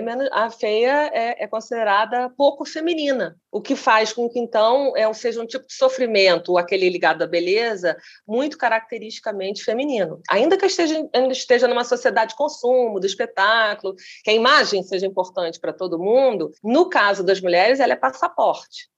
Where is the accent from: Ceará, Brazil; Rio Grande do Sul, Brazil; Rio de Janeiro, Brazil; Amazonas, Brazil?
Rio de Janeiro, Brazil; eu sou carioca